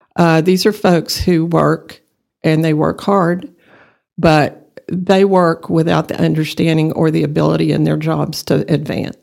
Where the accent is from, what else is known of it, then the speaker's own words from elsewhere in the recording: Borger, Texas, United States; now in Amarillo, United States; I grew up in Borger, Texas, about an hour away from here